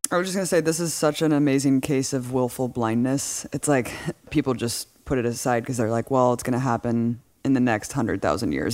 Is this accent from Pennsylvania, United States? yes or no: no; California, United States; growing up in California